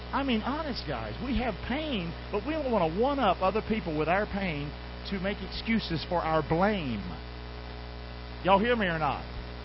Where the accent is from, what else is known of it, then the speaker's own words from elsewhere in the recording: Rockingham, United States; I'm from Rockingham.